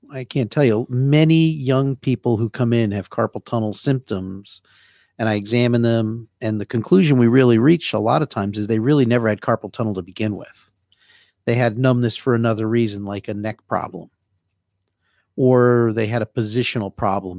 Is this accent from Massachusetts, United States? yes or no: no; New Jersey, United States; accent: Jersey; moved away as an adult; also born or lived in Sacramento, California; now in Florida, United States; My Jersey accent